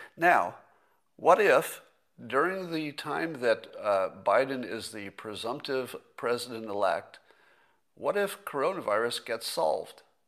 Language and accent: English; United States; as an American